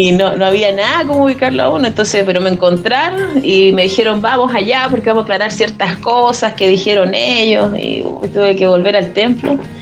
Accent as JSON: {"language": "Spanish", "town": "Arica", "region": "Arica y Parinacota", "country": "Chile", "tie": "born or raised there", "also_born_or_lived": "Iquique", "moved": "as an adult", "said": "Yo soy oriunda de Arica, eh, viví aquí hasta los 18 años"}